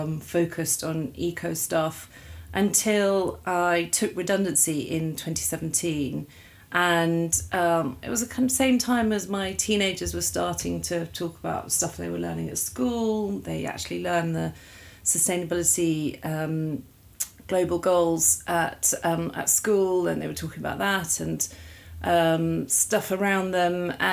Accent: Kent, South East England, United Kingdom; I was born in Kent, grew up mostly there

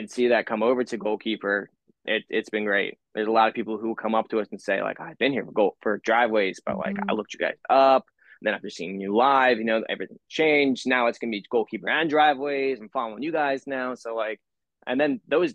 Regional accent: New Jersey, United States; I'm from South Jersey

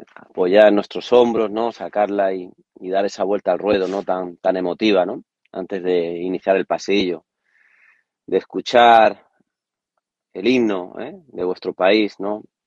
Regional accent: Córdoba, Andalusia, Spain; a Córdoba, ¿no? A, la afición, ¿no? A mi tierra

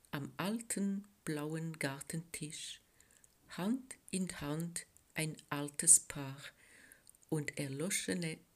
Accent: French-speaking Switzerland, Switzerland; German is a second language; now in Bern, Switzerland; Ich komme aus der Schweiz genauer gesagt aus der französischen Schweiz, wo ich geboren und aufgewachsen bin. Deutsch habe ich in der Schule gelernt

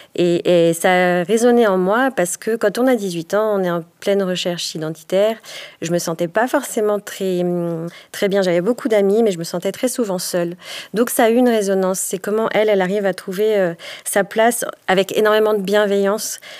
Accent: Haute-Savoie, Auvergne-Rhône-Alpes, France; Je suis native de Haute-Savoie

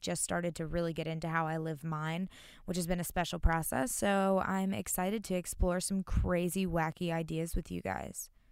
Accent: North Carolina, United States; I am from North Carolina, born and raised

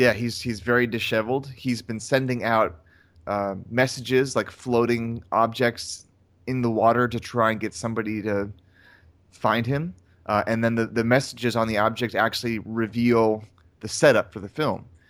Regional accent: North Carolina, United States; I'm from North Carolina

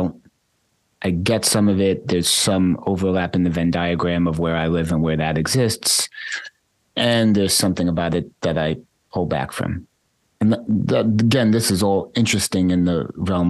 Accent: United States; growing up in United States capitalist consumerist culture

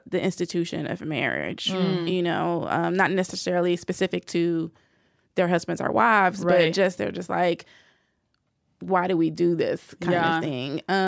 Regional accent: the South, United States; I'm from the South. You have to be a good Christian girl

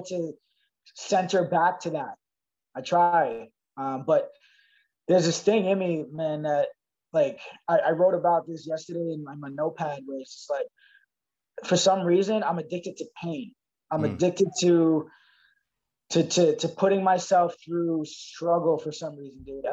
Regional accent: Toronto, Ontario, Canada; growing up in Scarborough

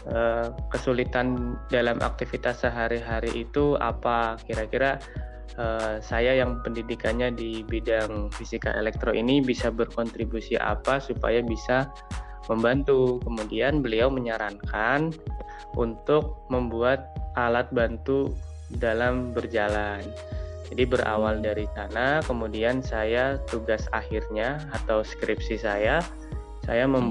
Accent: Ciamis, West Java, Indonesia; Saya asalnya dari Ciamis, Jawa Barat.

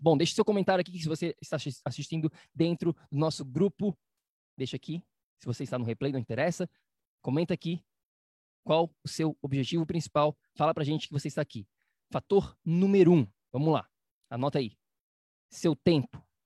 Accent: Florianópolis, Santa Catarina, Brazil; moved away; na minha cidade natal chamada Florianópolis

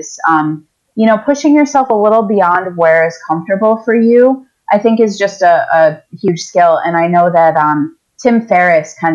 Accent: Eastern Seaboard, United States; also born or lived in New York City metropolitan area; there's a grocery store that is in my hometown

